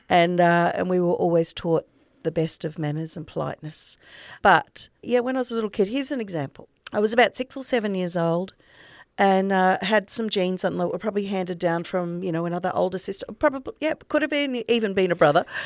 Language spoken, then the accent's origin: English; North Burnett, Queensland, Australia; also born or lived in Biggenden, Queensland; now in Sunshine Coast, Australia; I grew up in the North Burnett, in a little tiny place called Colston